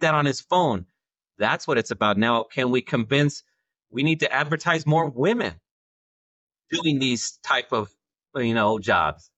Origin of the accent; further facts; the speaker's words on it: Central California, United States; I'm from Central California